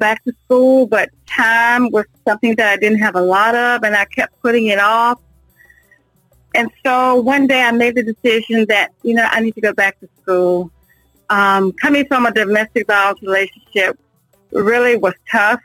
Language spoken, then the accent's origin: English; Virginia, United States; now in North Carolina, United States; I'm originally from Virginia. I moved to North Carolina in 1998.